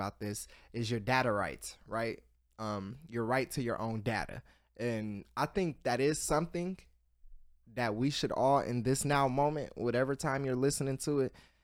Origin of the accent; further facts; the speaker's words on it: Columbus, Ohio, United States; I'm from Columbus, Ohio